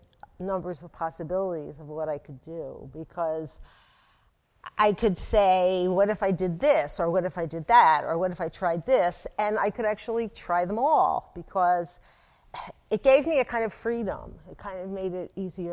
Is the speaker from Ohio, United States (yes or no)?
no; Atlantic City, New Jersey, United States; I grew up in Atlantic City, and I worked at Louis's Artist Village on the boardwalk